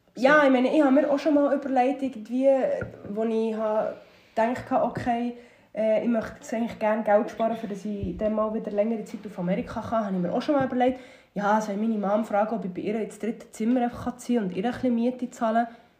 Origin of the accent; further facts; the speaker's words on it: Habstetten, Bern, Switzerland; dort wo ich aufgewachsen bin, in Habstetten